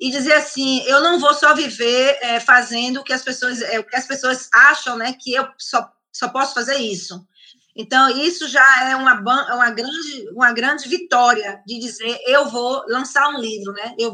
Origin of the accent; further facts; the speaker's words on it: Italy; Porque como eu sou italiana, é, também eu tenho um, um, contato na Itália.